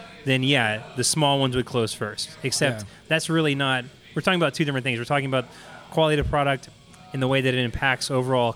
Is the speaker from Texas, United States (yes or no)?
yes; Houston, Texas, United States; I'm a born and bred Texan. I was born in Houston. I've, you know, lived here most of my life.